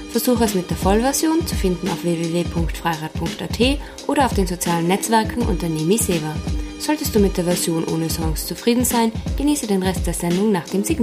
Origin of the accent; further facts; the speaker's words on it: Austria; und ja, eben nach 23 Jahren als Österreicher dahin fahren zu dürfen, hat mich sehr geehrt